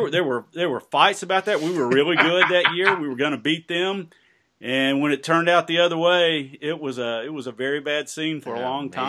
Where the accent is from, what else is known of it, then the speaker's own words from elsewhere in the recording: Birmingham, Alabama, United States; growing up in Birmingham in the '60s and '70s